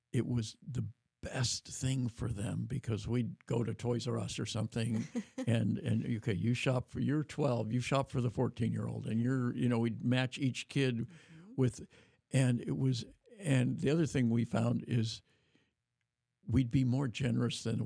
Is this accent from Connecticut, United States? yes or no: no; Davis, California, United States; in my hometown of Davis